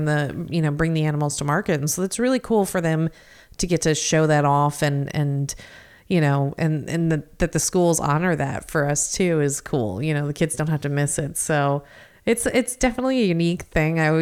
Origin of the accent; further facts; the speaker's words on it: Osceola County, Florida, United States; I grew up in Osceola County